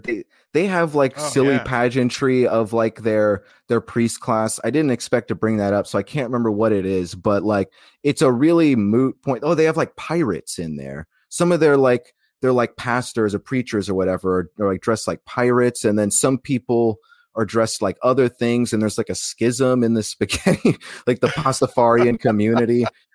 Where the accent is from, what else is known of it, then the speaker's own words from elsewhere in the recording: Alaska, United States; also born or lived in Macon, Georgia; now in Florida, United States; I was born 30 minutes outside of Eatonton in Macon, Georgia, raised my life, most of my life in Alaska, and I'm in Florida now.